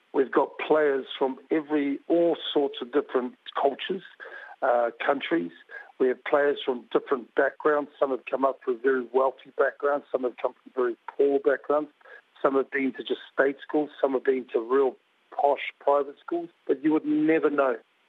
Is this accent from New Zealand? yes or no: yes; New Zealand; But certainly, yeah, at school with the New Zealand way. So, but absolutely proud of being a Kiwi, but absolutely proud to be a Samoan as well.